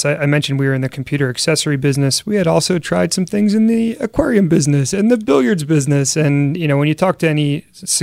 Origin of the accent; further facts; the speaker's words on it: Philadelphia, Pennsylvania, United States; I grew up in Philly and certainly very proud of the city.